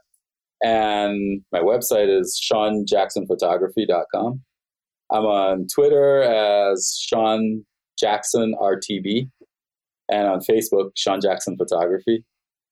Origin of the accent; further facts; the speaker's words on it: Roatán, Bay Islands, Honduras; moved away as an adult; also born or lived in mainland Honduras; now in Cleveland, United States; I'm in the U.S. now, but I'm from Roatan, Honduras.